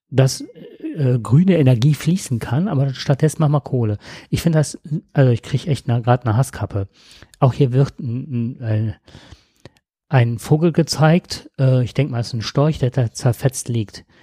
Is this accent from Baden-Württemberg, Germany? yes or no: no; Nettetal, North Rhine-Westphalia, Germany; ich komme aus Nettetal, das ist jetzt nicht so weit weg, da sind so viele Moore trockengelegt worden.